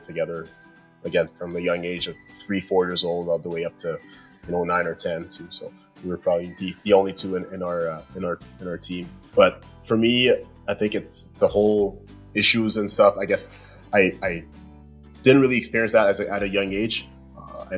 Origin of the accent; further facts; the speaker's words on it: La Prairie, Quebec, Canada; my hometown in La Prairie in Montreal, close to Montreal there.